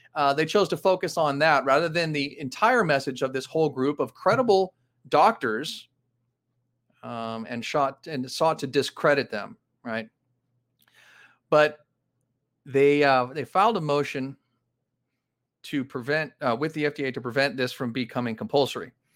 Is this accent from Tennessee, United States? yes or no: no; Los Angeles, California, United States; This is in my hometown. This is where I grew up, Granada Hills, California